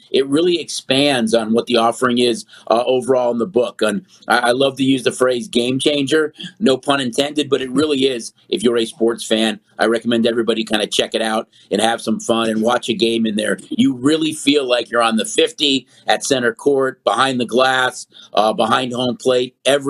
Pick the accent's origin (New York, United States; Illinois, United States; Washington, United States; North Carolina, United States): Illinois, United States; Chicago; now in Las Vegas, United States; I'm from Chicago